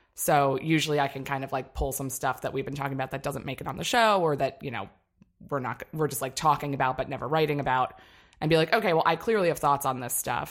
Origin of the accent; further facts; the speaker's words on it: Annapolis, Maryland, United States; moved away; I'm from Annapolis, Maryland